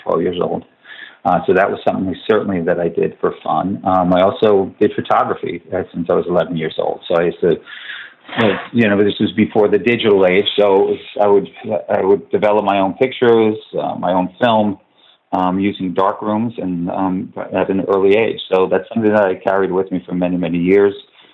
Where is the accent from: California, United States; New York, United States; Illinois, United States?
New York, United States; Lake Grove; also born or lived in Queens, New York; I'm from New York. I was born in Queens, New York. Lived there till I was 8 years old and moved out to Long Island in an area called Lake Grove, Lake Ronkonkoma.